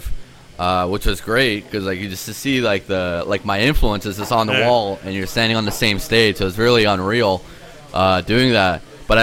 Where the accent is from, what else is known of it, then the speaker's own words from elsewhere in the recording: Ontario, Canada; first language Polish; English is a second language; I did grow up Polish, and I that was my first language, even though I was born here.